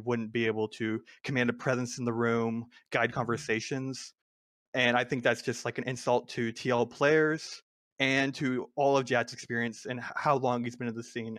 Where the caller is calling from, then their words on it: Temple, Texas, United States; I am calling from Temple, Texas.